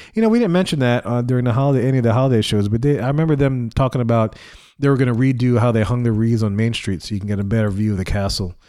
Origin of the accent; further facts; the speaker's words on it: Louisiana, United States; I'm from Louisiana